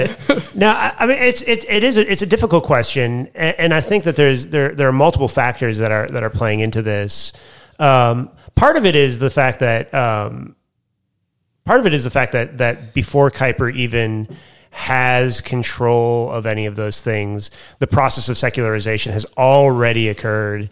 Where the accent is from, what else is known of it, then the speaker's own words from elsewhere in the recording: United States; now in Australia; I'm the American teaching the Australian culture course